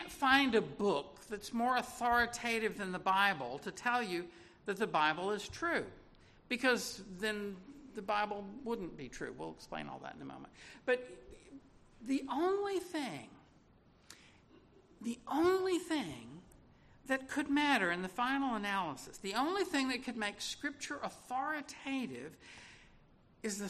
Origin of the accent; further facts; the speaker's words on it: Little Rock, Arkansas, United States; I was born in Little Rock, Arkansas in 1958